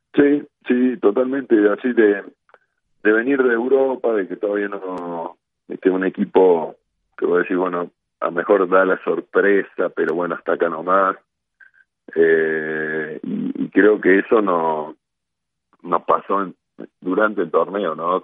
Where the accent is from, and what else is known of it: Argentina